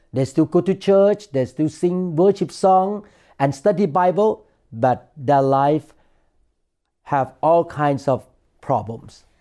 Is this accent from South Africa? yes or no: no; Thailand; when I was growing up in Thailand